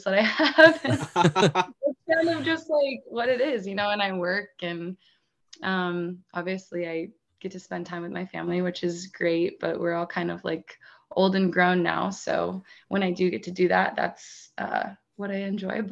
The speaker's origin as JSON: {"language": "English", "region": "North Central Pennsylvania", "country": "United States", "tie": "born or raised there", "moved": "yes", "said": "But I'm from Pennsylvania originally. I'm from a super small town in like North Central PA. I maybe graduated with like 100 kids."}